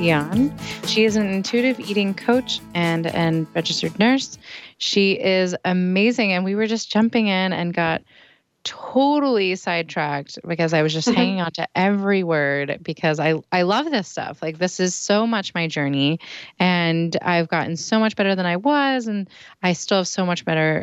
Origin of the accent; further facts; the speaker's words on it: East Coast, United States; moved away; I'm originally from the East Coast